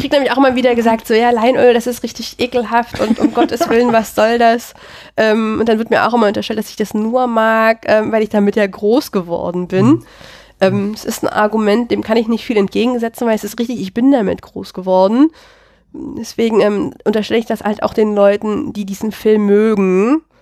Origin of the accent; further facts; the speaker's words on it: Germany; ich bin ja ein Kind der Lausitz